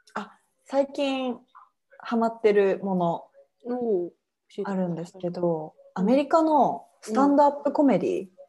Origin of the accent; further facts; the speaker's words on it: Hiroshima, Japan; 私の地元のそう広島県